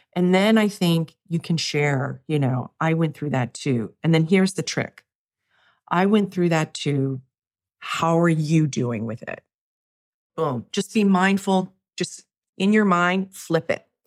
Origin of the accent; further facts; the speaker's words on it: New York, United States; I'm a New Yorker